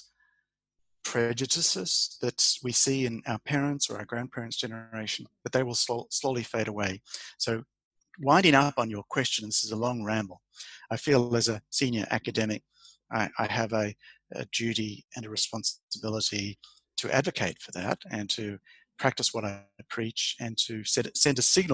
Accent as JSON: {"language": "English", "country": "Australia", "also_born_or_lived": "Queensland", "moved": "as an adult", "lives_now": "Denmark", "said": "I'm the Australian"}